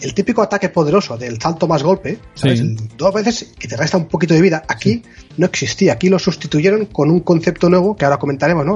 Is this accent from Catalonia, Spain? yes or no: yes; L'Estartit, Catalonia, Spain; mi pueblo, donde yo toda la vida he crecido, ahí en la Costa Brava, en el Startit